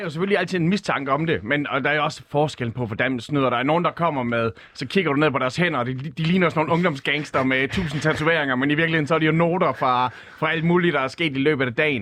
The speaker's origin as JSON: {"language": "Danish", "town": "Skanderborg", "region": "Central Denmark Region", "country": "Denmark", "tie": "born or raised there", "said": "jeg er født på Skanderborg Kommunhospital"}